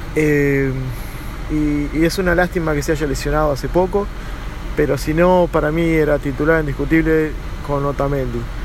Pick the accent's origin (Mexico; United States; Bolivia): United States; Miami, Florida; also born or lived in Argentina; nací en Argentina, pero me crié en Miami